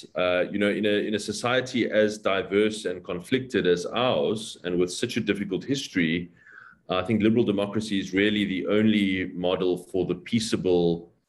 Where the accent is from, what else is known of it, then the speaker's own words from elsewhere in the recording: Cape Town, Western Cape, South Africa; also born or lived in Plettenberg Bay, South Africa; So I'm originally from Plet in the Southern Cape. My folks split when I was very young, and I moved to Cape Town and have lived here in the northern suburbs of Cape Town ever since, in a place called Edgemead.